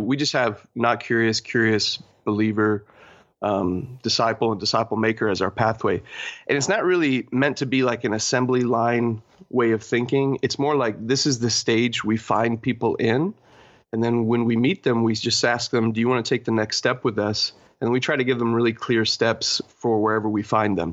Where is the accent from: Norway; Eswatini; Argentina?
Argentina; also born or lived in Texas / Poland; now in Toronto, Canada; I was born in Argentina.